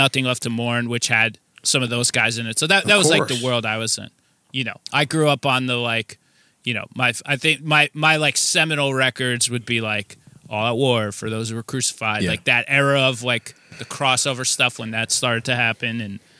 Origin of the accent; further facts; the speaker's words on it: New Jersey, United States; I am from New Jersey, yes.